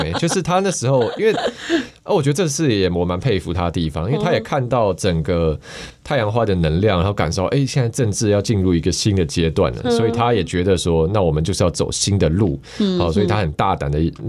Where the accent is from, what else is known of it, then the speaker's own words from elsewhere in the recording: Taiwan; also born or lived in United States; 但是我但是我出生一个月以后，就是就是可以出医院之后，我我妈其实就带我回台湾了。哦，对我妈那时候也是留学生，然后她就中断了，她就是回台湾养带我养我这样。